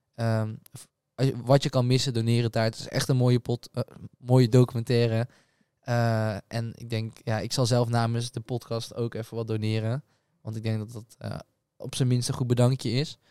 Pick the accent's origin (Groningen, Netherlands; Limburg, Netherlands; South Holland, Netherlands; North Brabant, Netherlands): North Brabant, Netherlands; Breda; wij komen natuurlijk uit Breda